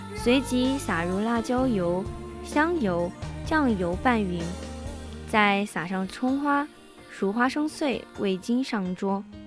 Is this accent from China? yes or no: yes; Sichuan, China; 我是四川人